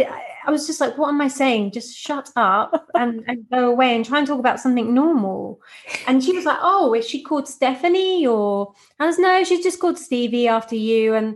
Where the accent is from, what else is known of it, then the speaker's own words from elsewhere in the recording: Norwich, East of England, United Kingdom; now in London, United Kingdom; I was born in London and then we moved to a place called Norwich, which is about 2 hours out because my parents didn't want to bring me up in London